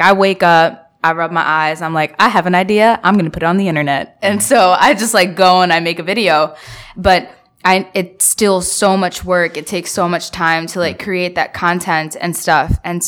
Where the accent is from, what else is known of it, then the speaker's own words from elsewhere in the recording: Bangladesh; I'm from Bangladesh.